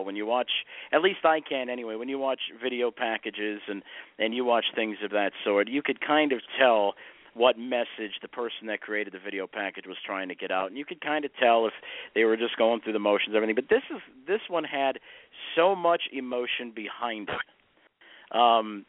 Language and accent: English; Chicago, Illinois, United States; I grew up in the Chicagoland area